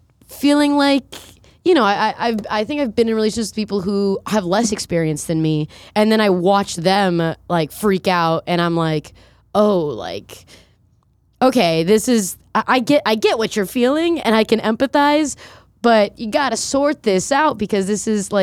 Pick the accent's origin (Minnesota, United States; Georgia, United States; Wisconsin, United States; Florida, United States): Florida, United States; Fort Lauderdale; also born or lived in Colombia; now in New York, United States; Yeah, I was born in Colombia, and then we immigrated here on like political immunity when I was three to South Florida.